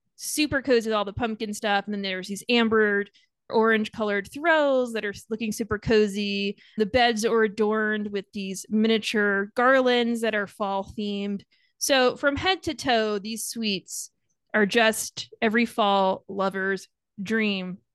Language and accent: English; Long Island, New York, United States; I grew up on Long Island, so that's why the Yankees